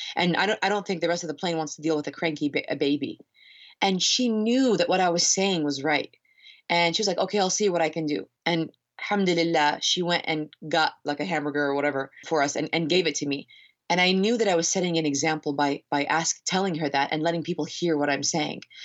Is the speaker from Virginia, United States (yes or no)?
yes; Northern Virginia, United States; moved away; I'm from the East Coast, I'm from Northern Virginia